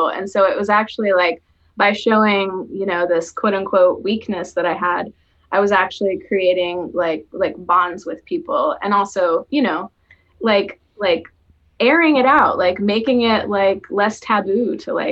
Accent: the South, United States; also born or lived in Chicago, United States; now in Portland, United States; I grew up in the South

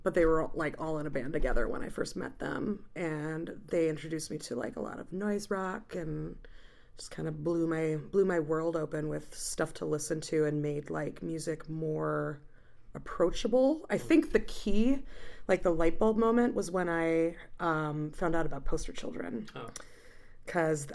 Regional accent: Illinois, United States; moved away as an adult; now in Milwaukee, United States; I live in Milwaukee, Wisconsin, but I'm not from there. I'm from Illinois

